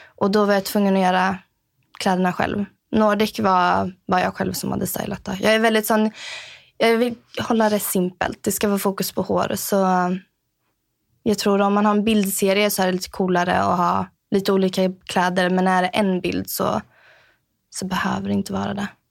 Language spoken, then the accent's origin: Swedish; Sweden; moved away as an adult; also born or lived in Trosa, Sweden / Norrköping, Sweden; now in Norway; från Sverige. Uh, bott här i Norge i sex år, inne på mitt sjunde år. Um, kommer från Trosa och Norrköping i Sverige